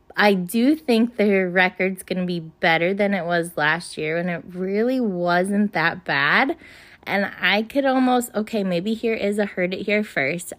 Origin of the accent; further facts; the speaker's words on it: Winchester, Virginia, United States; in my hometown in May, we have a huge festival. It's called the Apple Blossom Festival